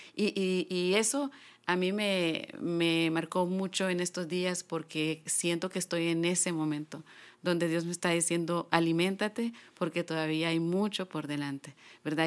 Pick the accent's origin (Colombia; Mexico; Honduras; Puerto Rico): Honduras; San Pedro Sula, Cortés; yo soy de San Pedro, de San Pedro Sula, Honduras.